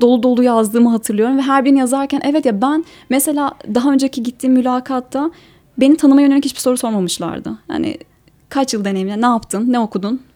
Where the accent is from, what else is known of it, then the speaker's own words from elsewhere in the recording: Ankara, Turkey; moved away as an adult; also born or lived in Eskişehir; Ben Ankara'da doğdum